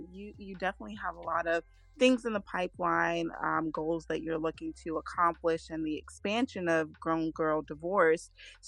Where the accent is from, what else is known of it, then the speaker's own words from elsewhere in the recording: Georgia, United States; And I'm from the South. I was born and raised in Georgia, so a Southern girl